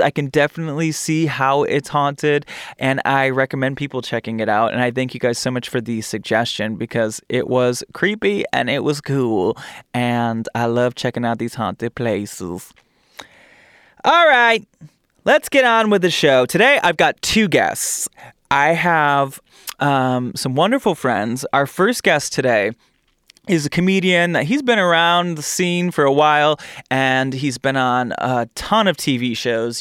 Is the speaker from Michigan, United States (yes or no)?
yes; Michigan, United States; I'm from Michigan.